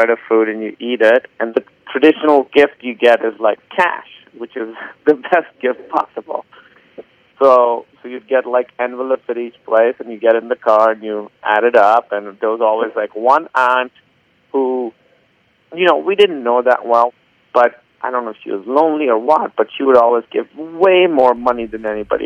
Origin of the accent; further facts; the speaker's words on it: Karachi, Sindh, Pakistan; moved away as an adult; now in Los Angeles, United States; I grew up in Karachi, Pakistan, and now I live in Los Angeles, California.